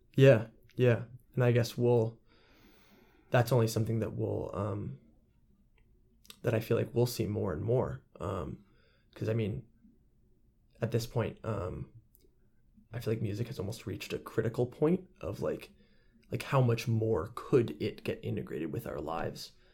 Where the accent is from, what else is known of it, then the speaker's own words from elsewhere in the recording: San Anselmo, California, United States; my hometown of San Anselmo